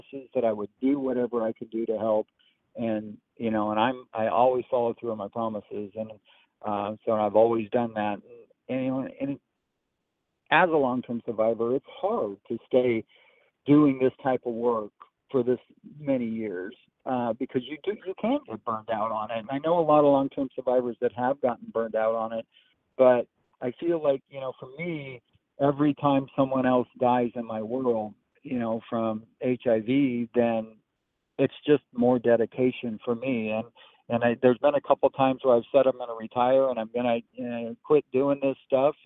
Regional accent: Eastern Oregon, United States; now in Tennessee, United States; I grew up in Eastern Oregon

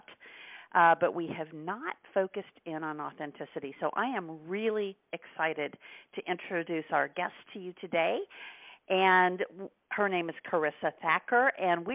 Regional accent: Midwest, United States; moved away as an adult; also born or lived in Milwaukee, Wisconsin; now in Tampa, United States; I grew up in the Midwest and then lived in Milwaukee for a number of years.

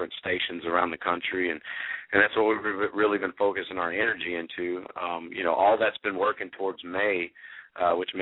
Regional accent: Stephenville, Texas, United States; I grew up in a small town in Texas called Stephenville

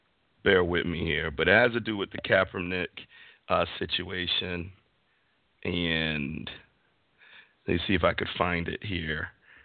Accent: Cleveland, Ohio, United States; as soon as they hear that I'm from Cleveland, the first question is, what about those stinking Browns?

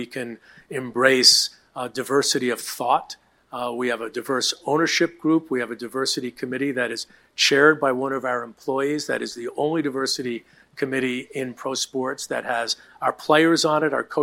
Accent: New York City, New York, United States; I grew up in Queens.

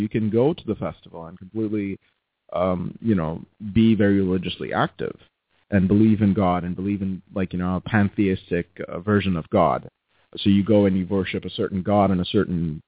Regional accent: Mumbai, Maharashtra, India; moved away as an adult; now in Abbotsford, Canada; I grew up in Bombay, so Mumbai.

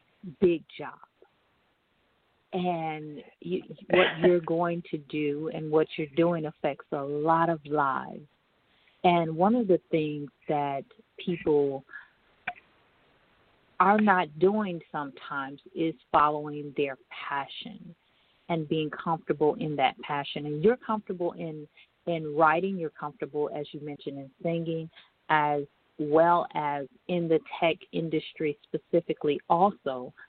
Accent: Michigan, United States; I was raised in Michigan

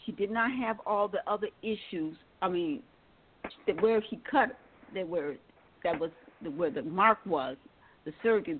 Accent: Milwaukee, Wisconsin, United States; now in Atlanta, United States; I now live in mm-hmm. Atlanta, Georgia, and I'm from Milwaukee, Wisconsin.

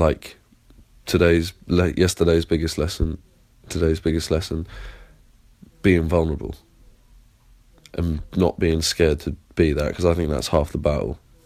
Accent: Plymouth, South West England, United Kingdom; accent: English; now in London, United Kingdom; Plymouth, and I live in London

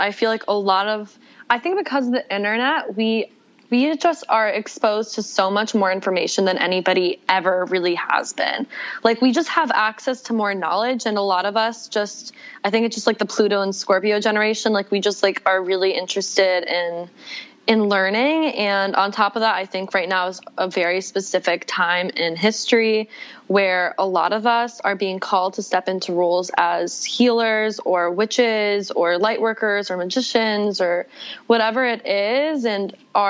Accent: the South, United States; My background, I grew up in the South. My dad's a rabbi. My mom is from the Jewish community in Mexico City. I'm a twin, like grew up in the Bible Belt as the rabbi's daughter

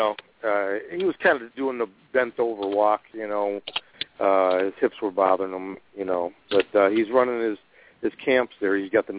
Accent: Chicago, Illinois, United States; now in near St. Louis, United States; I'm from Chicago originally, but I'm about 10 minutes outside of St. Louis on the Illinois.

